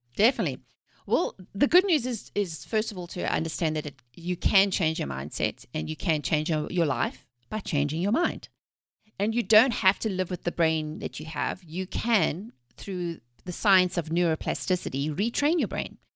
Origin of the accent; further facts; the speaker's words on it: South Africa; moved away; I'm originally from South Africa. I was born and raised there, actually during the apartheid eras